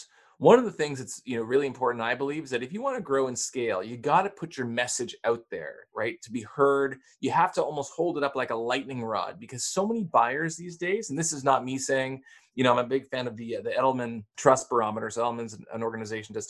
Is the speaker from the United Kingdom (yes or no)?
no; Canada; I'm Canadian